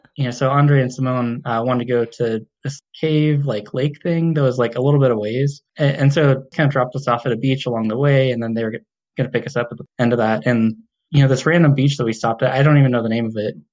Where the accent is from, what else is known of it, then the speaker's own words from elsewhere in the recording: Chino, California, United States; now in Fort Collins, United States; I grew up in uh, Chino, like East